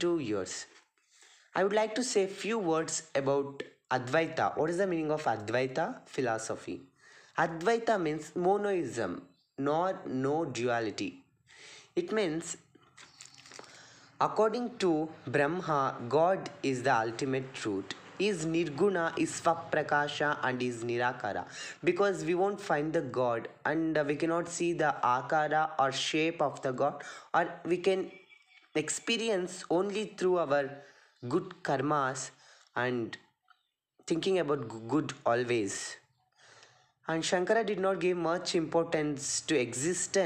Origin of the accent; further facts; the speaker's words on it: Nandi, Karnataka, India; I'm studying first year BA and I'm from Nandi.